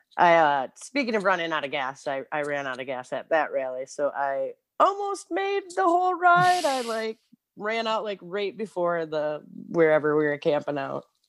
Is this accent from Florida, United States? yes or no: no; Clio, Michigan, United States; also born or lived in Ypsilanti, Michigan; now in Detroit, United States; I lived, I grew up in Clio. It's, like, in the middle of nowhere